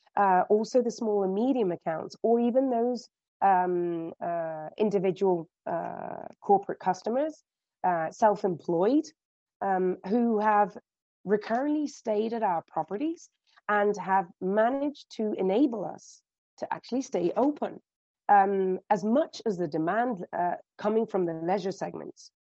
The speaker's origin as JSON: {"language": "English", "country": "United Kingdom", "accent": "British", "moved": "as an adult", "lives_now": "Spain", "said": "as you can gather from my accent, um, I started off in the UK."}